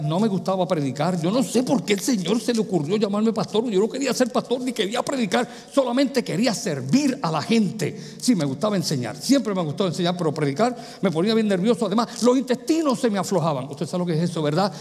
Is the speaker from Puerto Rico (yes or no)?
yes; Puerto Rico; moved away; also born or lived in New York / Pennsylvania / Michigan; en mi país, Puerto Rico, cuando me mudé a Nueva York, a Pensilvania, a Michigan y aquí